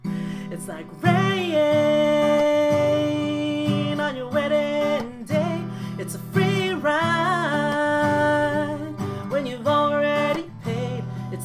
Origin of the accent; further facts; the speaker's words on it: Philippines; this weekend, I'm also I'm Filipina.